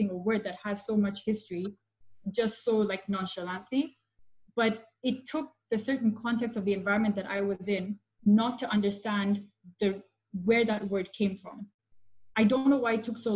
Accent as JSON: {"language": "English", "country": "Kenya", "tie": "born or raised there", "moved": "yes", "said": "I grew up in Kenya, and I, unlike a lot of brown people, I went to a predominantly black school"}